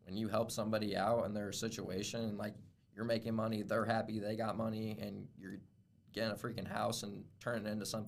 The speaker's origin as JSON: {"language": "English", "town": "Albion", "region": "Indiana", "country": "United States", "tie": "born or raised there"}